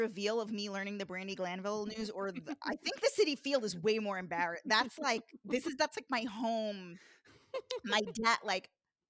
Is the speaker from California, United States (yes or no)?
no; Long Island, New York, United States; I grew up on Long Island. I grew up going to Shea Stadium to see the Mets.